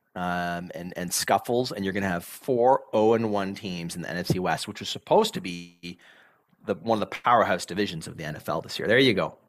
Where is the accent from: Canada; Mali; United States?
Canada; Southern Ontario; when we grew up in Southern Ontario